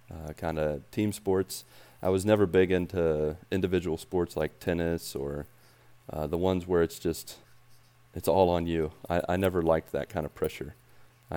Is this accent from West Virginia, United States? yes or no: yes; West Virginia, United States; moved away as an adult; I grew up in West Virginia